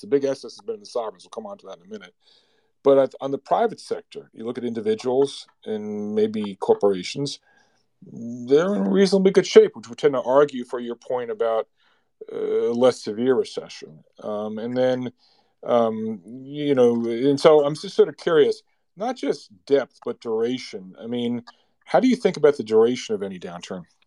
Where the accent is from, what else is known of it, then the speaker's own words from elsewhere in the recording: New Jersey, United States; I'm from New Jersey